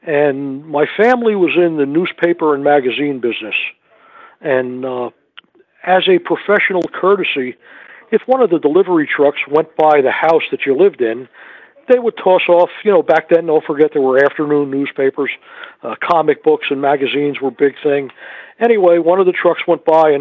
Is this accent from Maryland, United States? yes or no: no; New Jersey, United States; I grew up in New Jersey. I'm a Jersey guy